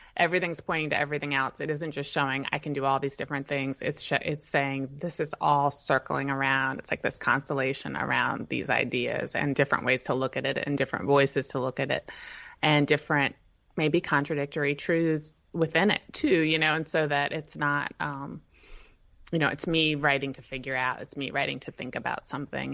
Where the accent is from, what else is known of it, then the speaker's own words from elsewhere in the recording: Northern Virginia, United States; also born or lived in Shenandoah Valley, Virginia / Arlington, Virginia / Charlottesville, Virginia; So I was born in Virginia. I grew up in Northern Virginia